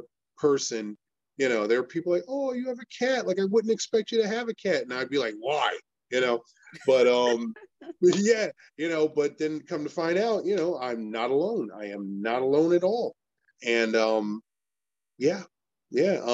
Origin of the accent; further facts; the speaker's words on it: Elizabeth, New Jersey, United States; also born or lived in Irvington, New Jersey / Manalapan, New Jersey; I am from Elizabeth, New Jersey, born and raised